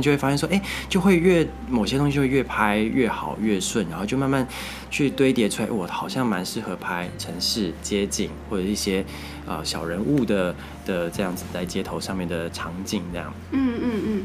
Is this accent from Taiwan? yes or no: yes; Taichung, Taiwan; moved away as an adult; also born or lived in Nantou; now in Taipei, Taiwan; 因为我是台中人